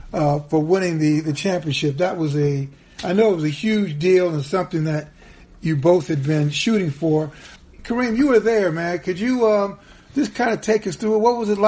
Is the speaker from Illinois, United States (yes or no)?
yes; Chicago, Illinois, United States; I grew up in Chicago, you know, playing 3-on-3, 4-on-4.